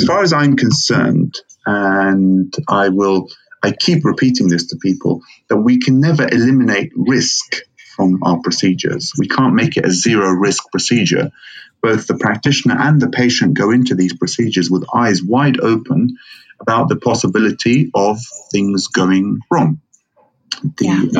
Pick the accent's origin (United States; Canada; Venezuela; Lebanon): Lebanon; now in United Kingdom; I am uh, of Lebanese origin, born and raised in Lebanon, and then uh, grew up, studied, trained here in the UK